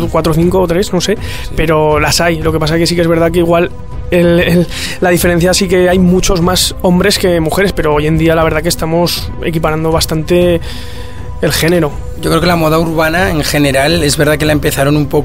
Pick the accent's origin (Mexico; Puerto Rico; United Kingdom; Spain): United Kingdom; England; Spanish is a second language; yo soy de Inglaterra, sé, es como un poco, es un poco distinto, no, no escuchamos mucho el reggaetón em, ahí